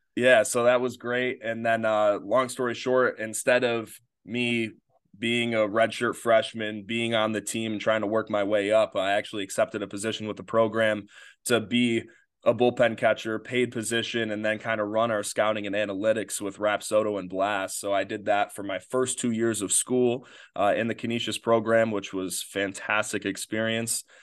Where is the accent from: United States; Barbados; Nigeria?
United States; Batavia, New York; grew up in uh, Batavia, New York